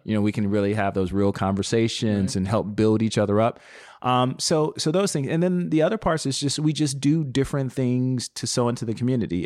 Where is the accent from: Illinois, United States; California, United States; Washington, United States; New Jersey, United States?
Illinois, United States; Chicago; I was born and raised on the South Side of Chicago